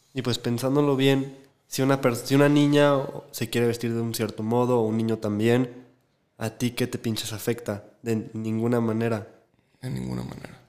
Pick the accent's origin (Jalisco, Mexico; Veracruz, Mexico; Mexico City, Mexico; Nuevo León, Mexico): Jalisco, Mexico; Guadalajara; como nosotros crecimos en Guadalajara y aquí